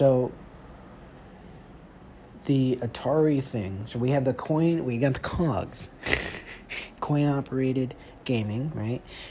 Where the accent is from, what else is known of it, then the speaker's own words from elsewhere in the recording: Atlanta, Georgia, United States; I'm from Atlanta, from the A's